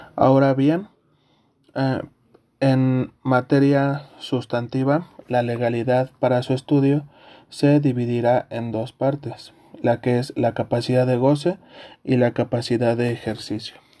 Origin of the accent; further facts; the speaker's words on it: Mexico; Como mexicanos